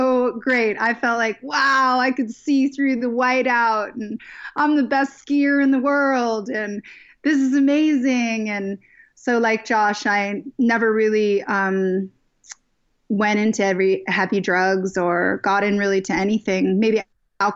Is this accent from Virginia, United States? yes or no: yes; Virginia, United States; I grew up in Virginia, and was super conservative, you know, very, yeah, East Coast conservative family